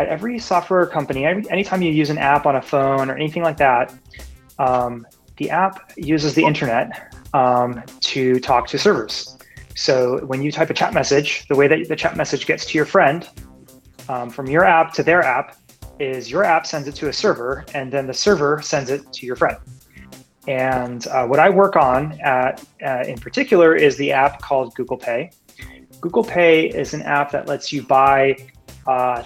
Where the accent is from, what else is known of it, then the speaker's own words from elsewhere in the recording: Tempe, Arizona, United States; My background is that I grew up in Tempe